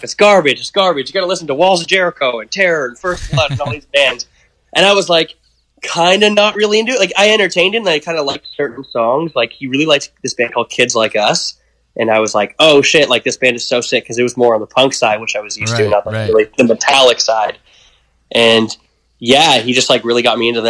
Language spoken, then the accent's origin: English; Pickering, Ontario, Canada; also born or lived in Scarborough, Toronto; now in Toronto, Canada; I was born in Scarborough, raised in, like, Pickering